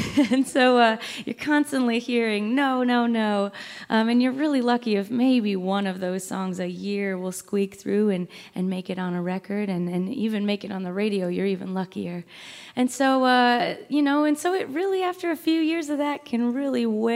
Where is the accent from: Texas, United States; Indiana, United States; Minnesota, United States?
Minnesota, United States; moved away as an adult; now in Nashville, United States; we're all from Minnesota